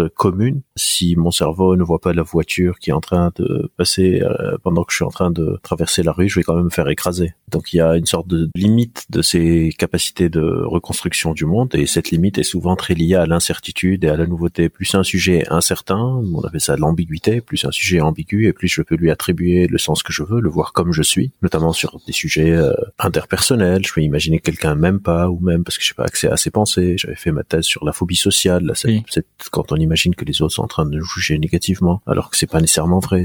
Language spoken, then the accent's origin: French; Lebanon; also born or lived in Beirut; J'ai grandi au Liban. Je suis libanais euh, d'origine.